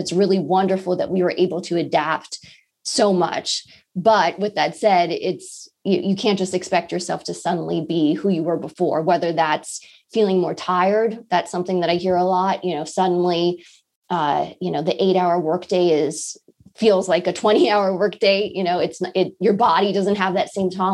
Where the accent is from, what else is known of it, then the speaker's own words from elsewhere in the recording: Los Angeles, California, United States; moved away; I'm from Los Angeles. I haven't visited my family in over a year.